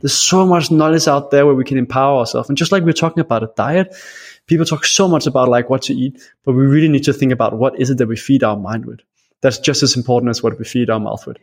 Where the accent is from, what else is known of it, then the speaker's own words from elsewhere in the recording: Denmark; I am from Denmark, and I love Denmark, but Denmark gets very cold